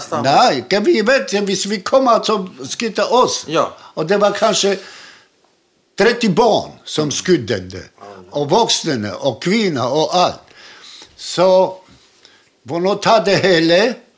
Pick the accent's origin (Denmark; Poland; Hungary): Poland; Krakow, Lesser Poland; Swedish is a second language; also born or lived in Łódź; now in Helsingborg, Sweden; Jag är född i Krakow